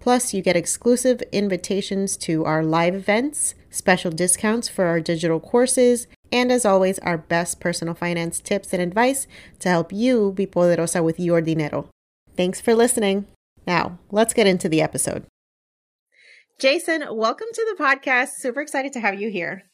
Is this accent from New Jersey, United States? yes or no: yes; Elizabeth, New Jersey, United States; I grew up in Elizabeth, too